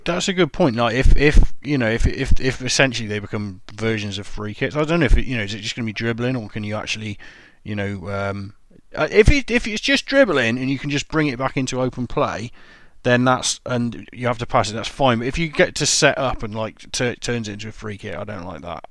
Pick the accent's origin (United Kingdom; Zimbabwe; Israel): United Kingdom; England; I'm English